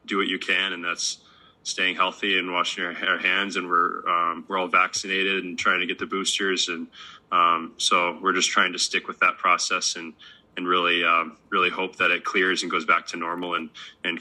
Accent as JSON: {"language": "English", "town": "Columbus", "region": "Ohio", "country": "United States", "tie": "born or raised there", "moved": "yes", "said": "Columbus, my hometown, and see my family"}